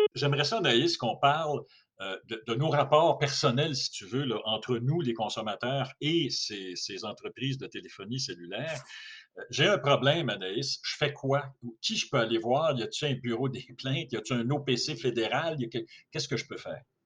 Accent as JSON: {"language": "French", "region": "Quebec", "country": "Canada", "said": "chez nous au Québec"}